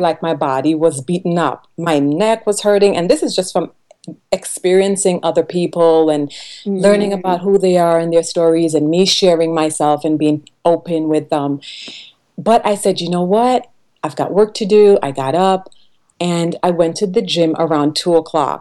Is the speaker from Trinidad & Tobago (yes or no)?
yes; Trinidad & Tobago; moved away; I was born on the island of Trinidad, I grew up in a really tiny village